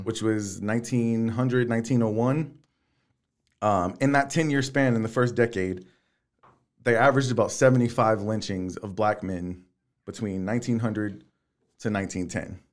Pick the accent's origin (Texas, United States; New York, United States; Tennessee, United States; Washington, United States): Texas, United States; Texas City; I grew up on Jacques Boudin in Texas City